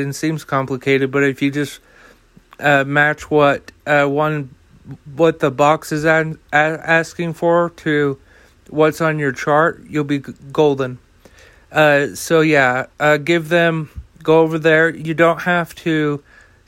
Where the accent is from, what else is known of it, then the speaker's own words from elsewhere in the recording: United States; as an American